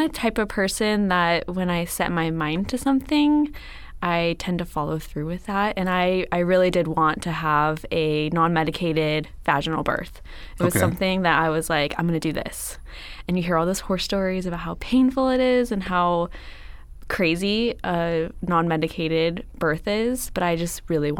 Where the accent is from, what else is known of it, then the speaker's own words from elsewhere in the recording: Atascadero, California, United States; In San Luis Obispo. I grew up in Atascadero.